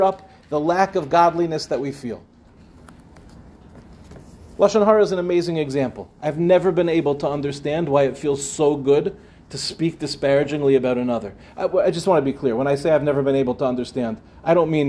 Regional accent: Five Towns, New York, United States; When I was growing up, I grew up in the Five Towns

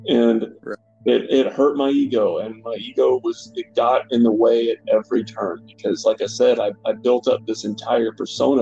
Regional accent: Bowling Green, Kentucky, United States; I'm from Bowling Green, Kentucky. I grew up kind of your, you know, quintessential young athlete

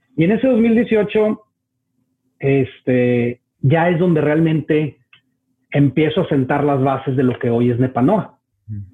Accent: Monterrey, Nuevo León, Mexico; moved away as an adult; now in Chicago, United States; soy de Monterrey

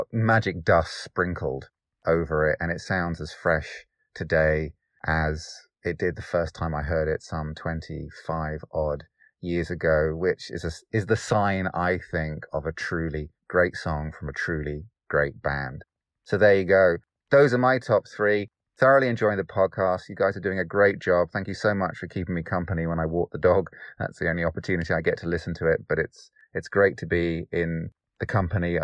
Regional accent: Derbyshire, East Midlands, United Kingdom; I am from Derbyshire in the United Kingdom

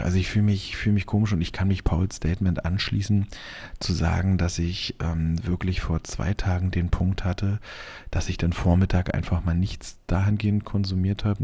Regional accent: Germany; als Deutscher

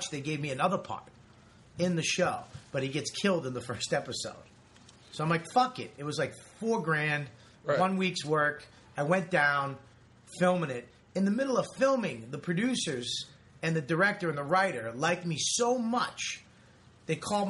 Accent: Boston, Massachusetts, United States; I grew up in Boston.

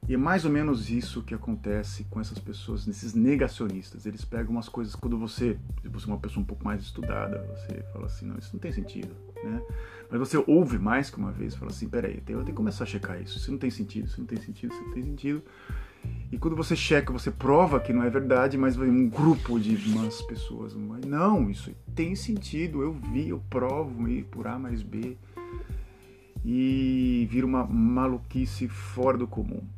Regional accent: Brazil; sou nascido no Brasil

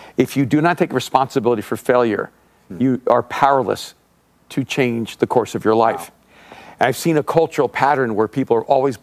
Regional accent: El Salvador; moved away; I'm an immigrant from El Salvador.

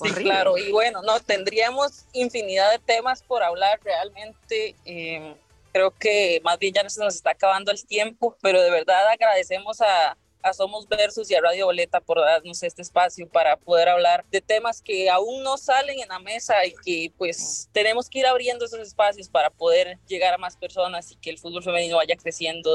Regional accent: Costa Rica

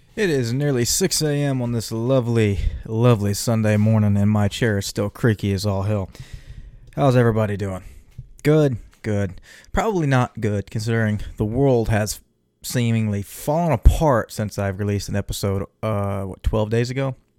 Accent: Texas, United States; me being a Texan

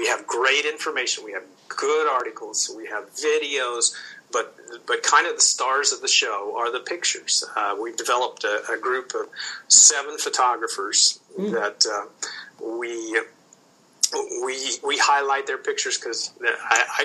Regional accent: Oklahoma, United States; As I grew older, living in Oklahoma

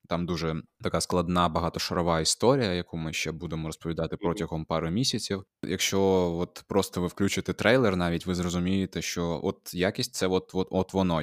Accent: Gurzuf, Crimea, Ukraine; moved away; Ми обидва кримчанини, ми з Гурзуфу

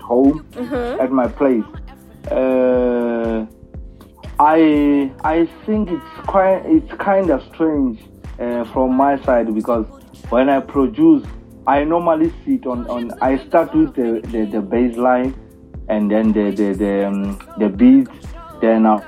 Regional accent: South Africa; I'm hailing from South Africa, around the rural areas, where only hope is the only thing that keeps us going there

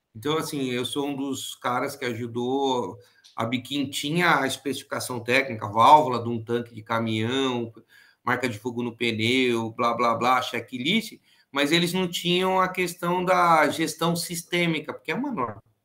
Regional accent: Tupã, São Paulo, Brazil; moved away; also born or lived in ABC Paulista, São Paulo; como eu sou de Tupã, então lá a colônia japonesa era muito forte

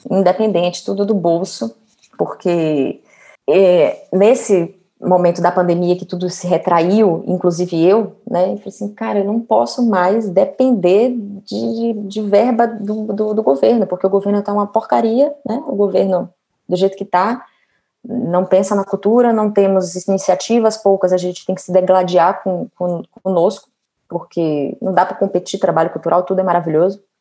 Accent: Feira de Santana, Bahia, Brazil; moved away as an adult; also born or lived in Salvador, Brazil / São Paulo, Brazil; now in Rio de Janeiro, Brazil; eu sou baiana, é, hoje eu moro no Rio

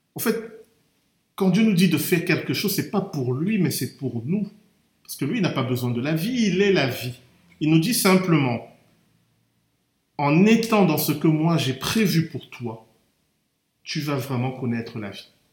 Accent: Cameroon; moved away; j'ai grandi au Cameroun

